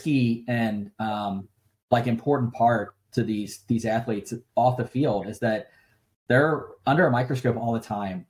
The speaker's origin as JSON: {"language": "English", "region": "Kentucky", "country": "United States", "tie": "born or raised there", "also_born_or_lived": "California", "moved": "as an adult", "said": "my hometown in Kentucky"}